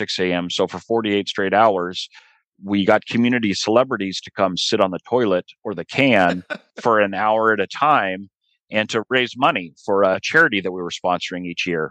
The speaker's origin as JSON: {"language": "English", "town": "Boise", "region": "Idaho", "country": "United States", "tie": "born or raised there", "also_born_or_lived": "Philadelphia, Pennsylvania", "moved": "as an adult", "said": "I grew up in Boise, Idaho"}